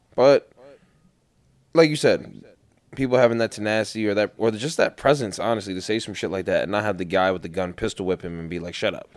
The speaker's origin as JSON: {"language": "English", "town": "New York City", "region": "New York", "country": "United States", "tie": "born or raised there", "said": "where I grew up in Queens"}